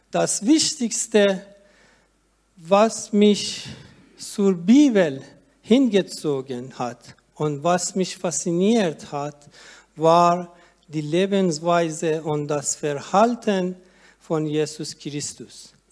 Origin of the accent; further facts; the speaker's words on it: Iran; moved away as an adult; now in Germany; als ich mit meiner Tochter als Flüchtling nach Deutschland kam. Denn in, denn in meiner Heimat darf ein Muslim seine Religion nicht wechseln und wird davor mit dem Tod bestraft.